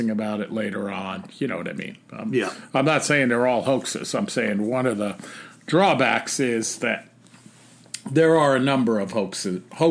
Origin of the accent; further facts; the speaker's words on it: North Carolina, United States; my home state of North Carolina